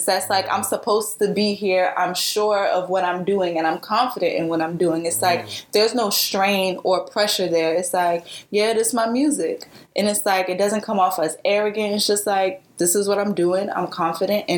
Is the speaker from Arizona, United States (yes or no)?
no; New York City, New York, United States; I'm from BedStuy